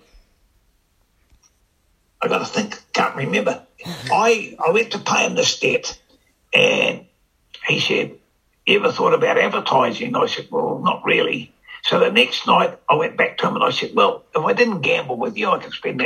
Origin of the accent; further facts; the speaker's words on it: Wellington, New Zealand; moved away; also born or lived in Mangere East, Auckland; I'm from Newtown, and my grandma used to live by Government House